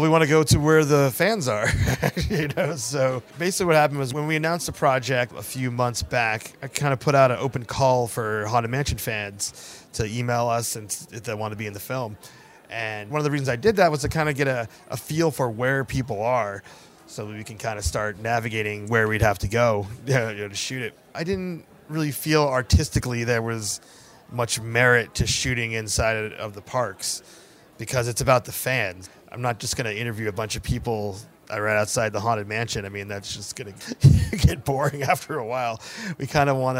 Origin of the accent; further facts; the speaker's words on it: New Jersey, United States; moved away; I grew up in New Jersey for half of my youth.